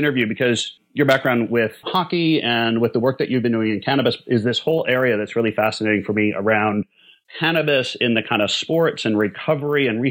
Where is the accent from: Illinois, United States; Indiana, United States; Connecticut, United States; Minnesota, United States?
Minnesota, United States; I grew up in Minnesota